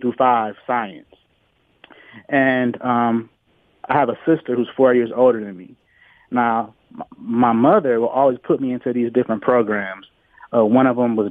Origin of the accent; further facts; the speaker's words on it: Detroit, Michigan, United States; Born and raised in Detroit